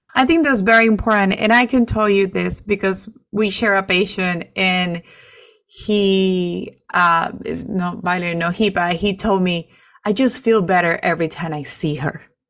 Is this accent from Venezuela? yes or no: yes; Venezuela; English is a second language; moved away; I'm from Venezuela